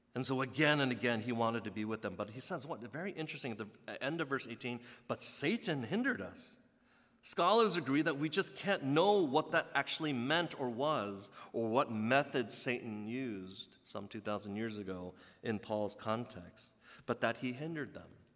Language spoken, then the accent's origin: English; United States; as a second generation guy growing up in the States